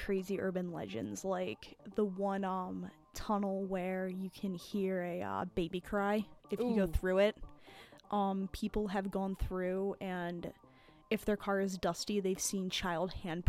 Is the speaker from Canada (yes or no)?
no; Orange County, New York, United States; we grew up in Orange County, New York.